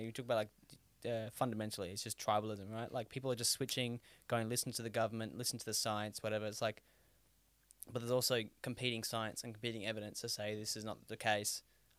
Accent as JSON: {"language": "English", "country": "Australia", "said": "that's what I love about being Australian."}